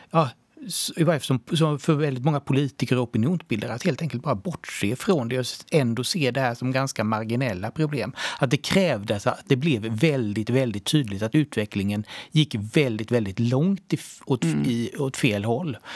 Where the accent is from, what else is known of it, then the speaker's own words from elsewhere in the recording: Sweden; Jag tror ju att det har varit väldigt lätt att att, eh, ja, så här, som svensk medelklass att kunna undgå och se, det här, se den här utvecklingen.